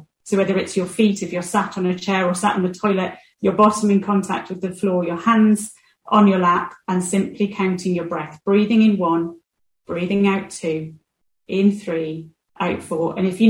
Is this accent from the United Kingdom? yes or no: yes; United Kingdom; we're too British about it.